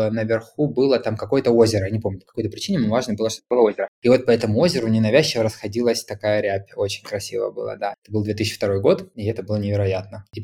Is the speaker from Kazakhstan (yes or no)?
no; Kharkiv, Kharkiv Oblast, Ukraine; Я из Харькова